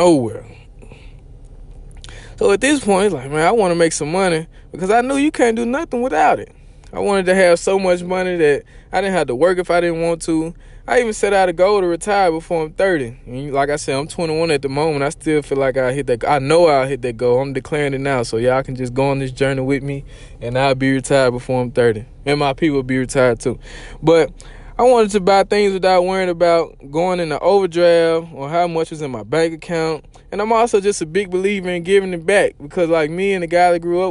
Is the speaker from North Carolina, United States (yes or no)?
no; Mississippi, United States; I'm country. You could probably tell. I'm from Mississippi